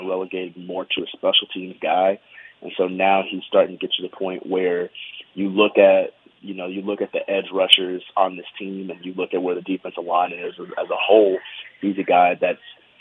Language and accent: English; United States; also born or lived in Alabama / Charlotte, North Carolina; I grew up in Alabama and in Charlotte. Those are like my two home cities